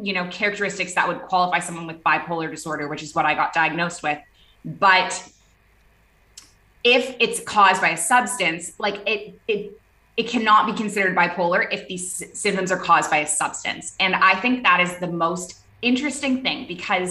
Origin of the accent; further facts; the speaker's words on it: Toronto, Ontario, Canada; moved away as an adult; also born or lived in Middle East; now in Bali, Indonesia; I am a Canadian. I grew up in the city of Toronto, and I moved overseas when I was 23.